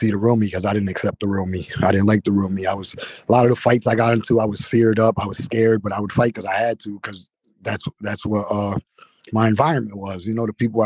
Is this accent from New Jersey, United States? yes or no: yes; New Jersey, United States; I'm from Violent, New Jersey. I grew up with three brothers, one sister